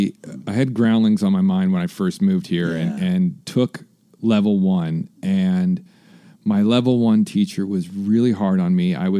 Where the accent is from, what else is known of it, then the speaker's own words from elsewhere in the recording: Iowa City, Iowa, United States; moved away as an adult; also born or lived in Phoenix, Arizona; now in Los Angeles, United States; I was born in and grew up in Iowa City, Iowa, which is the University of Iowa. That's its home base. So it's a college town. So it's not like any other part of Iowa, except for maybe Ames, Iowa, which is Iowa State